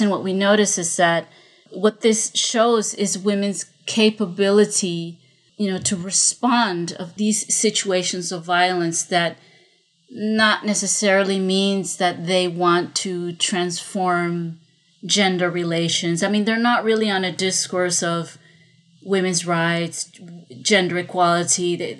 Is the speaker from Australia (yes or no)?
no; Honduras; now in Medellin, Colombia; I'm not originally from Colombia, I'm from Honduras, but I've been living in Colombia for many, many years.